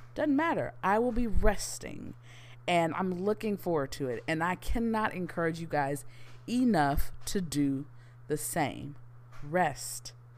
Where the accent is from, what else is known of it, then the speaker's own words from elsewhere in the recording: Houston, Texas, United States; born and raised in Houston, Texas